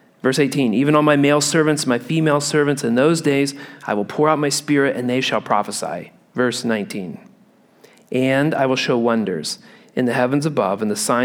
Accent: Midwest, United States; I grew up in the Midwest where we had real thunderstorms

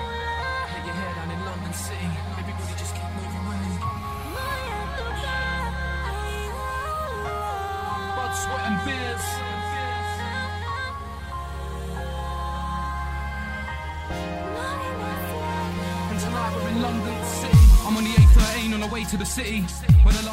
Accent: London, United Kingdom; We're all from London.

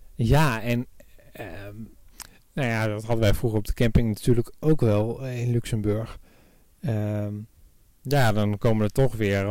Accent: Netherlands; wij als Nederlanders

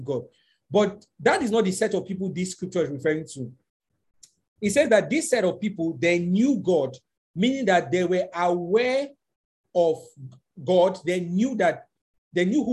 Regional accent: Nigeria; It is not we as Nigerians, and I'm just speaking as from a Nigerian context.

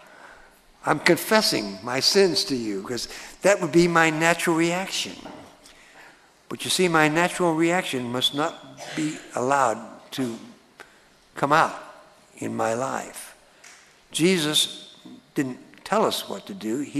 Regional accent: Texas, United States; moved away; I was born in Texas

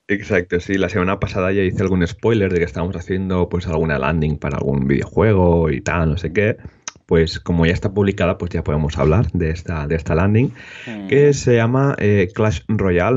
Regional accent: Molins de Rei, Catalonia, Spain; tenemos Meetup en Molins de Rey, en mi, en mi pueblo de cerca de Barcelona

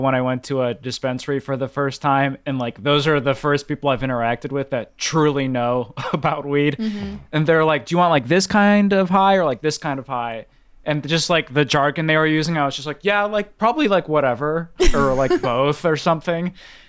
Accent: Illinois, United States; And I'm from Illinois

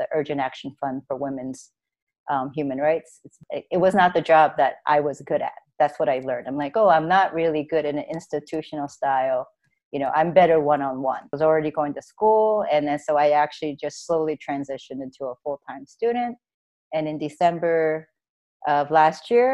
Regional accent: Maryland, United States; moved away as an adult; also born or lived in Korea / New York City; I grew up in Maryland

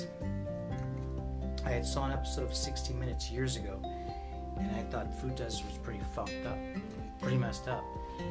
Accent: Chicago, Illinois, United States; I was born in Chicago, raised on the southwest side of Chicago

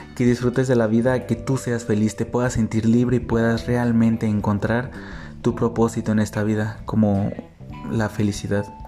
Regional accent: Xalapa, Veracruz, Mexico; soy de la ciudad de Jalapa, Veracruz

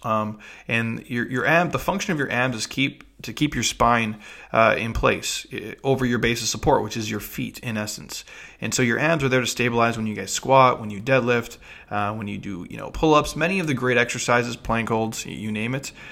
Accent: Midwest, United States; I'm from the Midwest

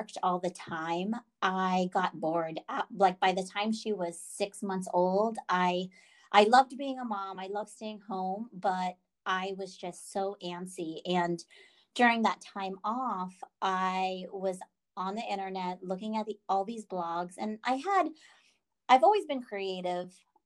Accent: East Coast, United States; moved away; I'm originally from the East Coast, and it's nice to be back, even though it's been 25 years

